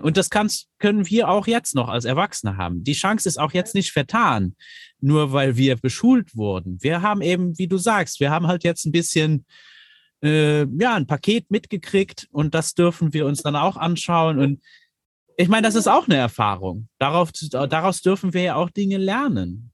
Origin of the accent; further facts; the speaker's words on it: Luxembourg; ich bin aus Luxemburg